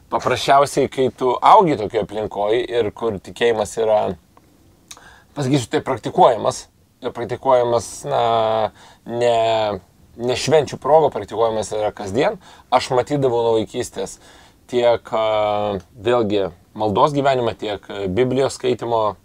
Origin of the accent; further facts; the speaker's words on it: Lithuania; gavau pasą dėl to gimimo Lietuvoje.